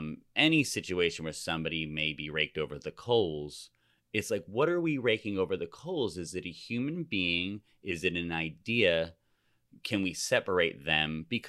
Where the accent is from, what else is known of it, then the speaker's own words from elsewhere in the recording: New Jersey, United States; I'm from New Jersey.